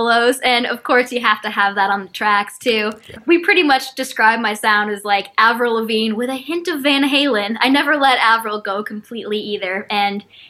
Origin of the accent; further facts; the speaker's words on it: Windsor, Connecticut, United States; I'm actually from Windsor, Connecticut. There is not much of a music scene there, but I made it happen from an early age